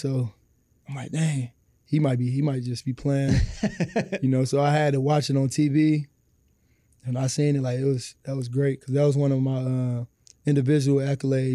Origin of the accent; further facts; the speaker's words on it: Detroit, Michigan, United States; growing up on the east side of Detroit